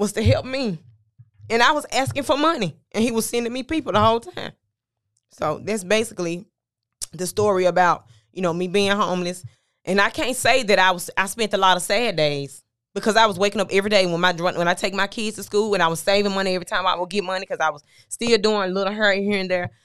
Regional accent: Memphis, Tennessee, United States; I'm from Memphis, Tennessee, originally

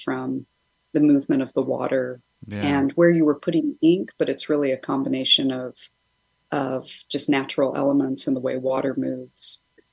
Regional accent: Albion, California, United States; moved away as an adult; also born or lived in Rhode Island / Oaxaca / New York City / Baltimore; I was born in Albion, and I moved back to the area, 12 years ago now

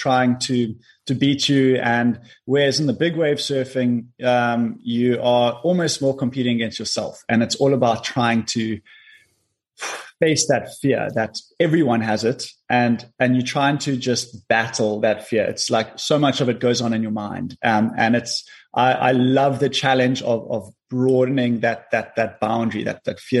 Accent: Cape Town, Western Cape, South Africa; also born or lived in Kommetjie; I was born in Cape Town, and then we moved to Komaki when I was 12 years old

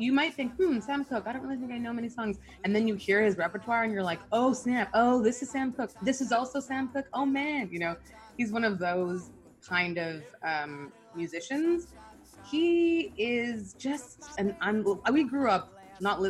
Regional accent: Canada; also born or lived in Nigeria; I was born in Nigeria. I'm half Nigerian, half Canadian.

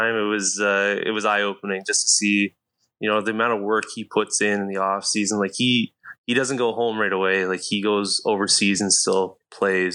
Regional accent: Grand Valley, Ontario, Canada; I'm from Grand Valley and say that I'm from there and played all my minor ball there

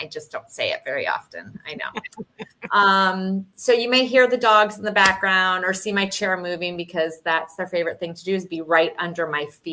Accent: Michigan, United States; now in South Florida, United States; I'm from Michigan

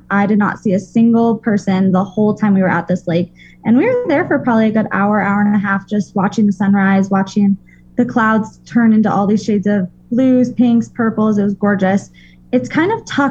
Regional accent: Colorado, United States; I'm a girl from Colorado

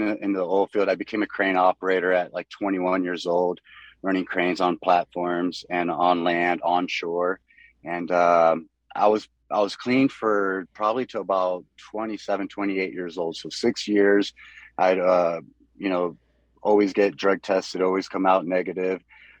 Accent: Soldotna, Alaska, United States; also born or lived in Miami; So I was born in Miami in Florida, and I kind of bounced around. I want to say I technically grew up in Alaska, in Soldotna.

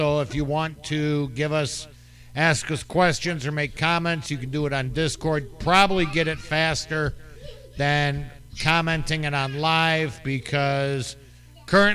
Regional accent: Chicago, Illinois, United States; I'm from Chicago

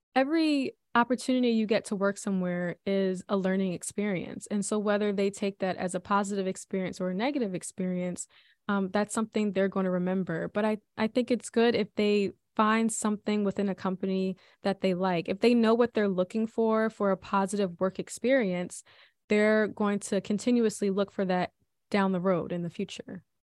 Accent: Philadelphia, Pennsylvania, United States; I was born and raised in Philly by two wonderful parents.

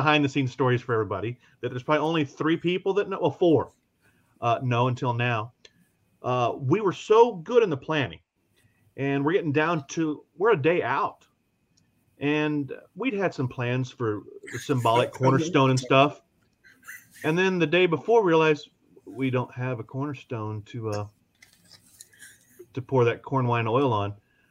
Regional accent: Missouri, United States; You guys come from Ohio. We come from Missouri again.

